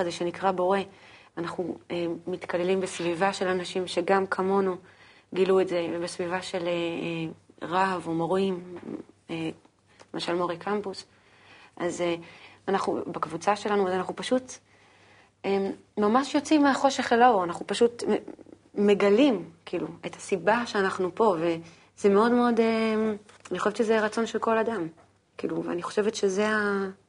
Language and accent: Hebrew; Haifa, Haifa District, Israel; בחיפה, איפה שגדלתי